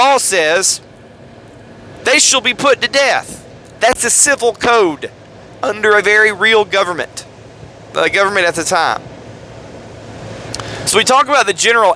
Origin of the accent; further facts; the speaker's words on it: United States; as an American